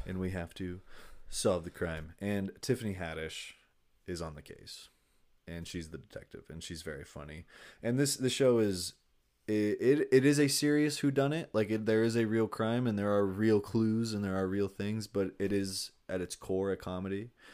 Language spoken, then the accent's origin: English; Long Beach, California, United States; I'm from Long Beach.